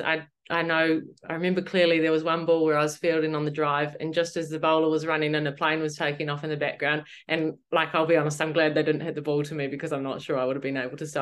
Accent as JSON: {"language": "English", "region": "Auckland", "country": "New Zealand", "tie": "born or raised there", "said": "born and raised in Auckland"}